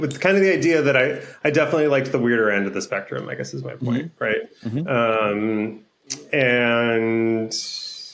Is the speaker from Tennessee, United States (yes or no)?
no; Los Angeles, California, United States; also born or lived in Boston; I'm from Los Angeles, so I super missed home